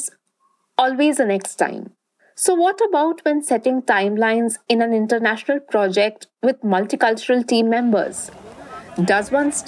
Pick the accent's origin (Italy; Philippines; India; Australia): India; Durgapur, West Bengal; where I grew up, in Durgapur, a small town in eastern India.